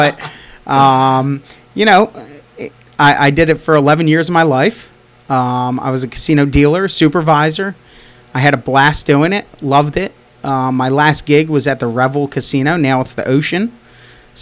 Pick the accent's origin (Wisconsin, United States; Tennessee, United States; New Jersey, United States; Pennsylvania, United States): New Jersey, United States; Hamilton; also born or lived in Marlton, New Jersey; my parents lived in Hamilton since 1975